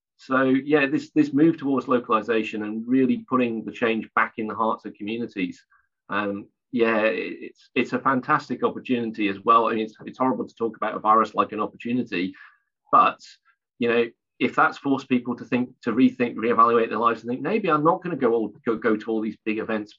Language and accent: English; South Wales, United Kingdom; moved away; I'm from originally from South Wales, so I'm just about old enough to remember the impact of the coal, closures of the coal mines on communities